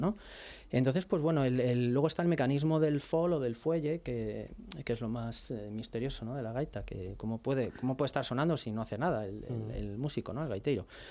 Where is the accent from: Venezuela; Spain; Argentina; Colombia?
Spain; Madrid, Community of Madrid; also born or lived in Vigo; soy realmente de Madrid, soy realmente de Madrid